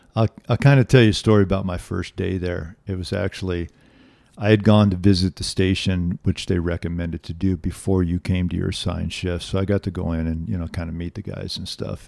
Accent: Los Angeles, California, United States; I grew up in a suburb of Los Angeles called Reseda

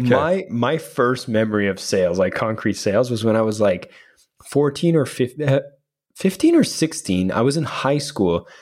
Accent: Canada; we're Canadian

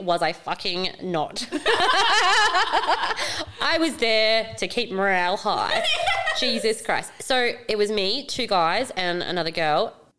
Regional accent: Darwin, Northern Territory, Australia; moved away; yes, I'm from Darwin

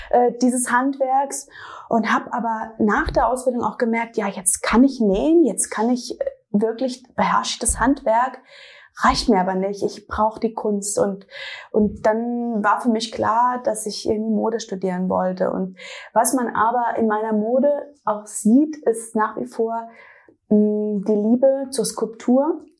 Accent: Kappelrodeck, Baden-Württemberg, Germany; moved away as an adult; now in Berlin, Germany; ursprünglich komme ich aus dem Schwarzwald, aus einem kleinen Dorf namens Kappelrodeck und ich bin in Berlin seit 14 Jahren.

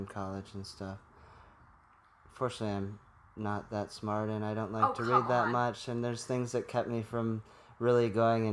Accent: Minnesota, United States; I grew up in the Midwest in Minnesota

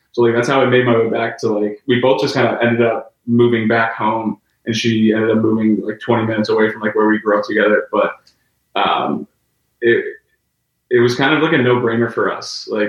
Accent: Eliot, Maine, United States; We grew up in Elliott, Maine

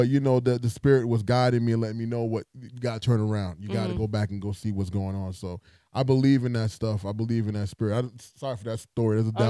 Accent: New York City, New York, United States; born or raised there

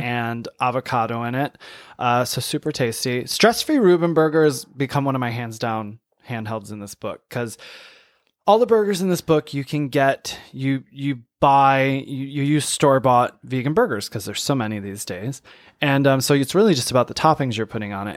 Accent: Saginaw, Michigan, United States; my hometown, I'm from Saginaw, Michigan

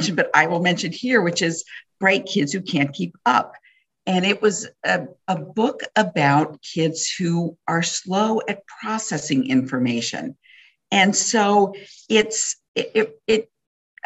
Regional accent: Wisconsin, United States; growing up in Wisconsin

